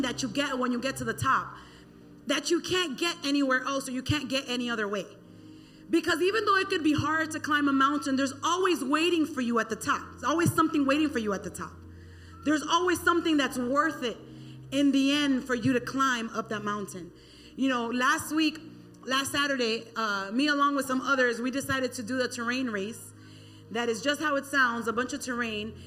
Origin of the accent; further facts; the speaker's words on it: Miami, Florida, United States; born and raised in the county of Dade